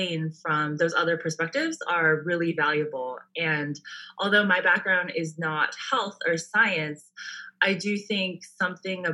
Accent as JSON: {"language": "English", "area": "Bay Area", "region": "California", "country": "United States", "also_born_or_lived": "San Diego, United States", "lives_now": "Orange County, United States", "said": "I'm from the Bay Area"}